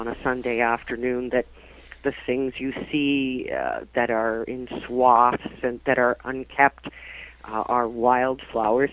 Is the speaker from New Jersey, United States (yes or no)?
yes; New Jersey, United States; accent: New Jersey; now in Canada; my New Jersey accent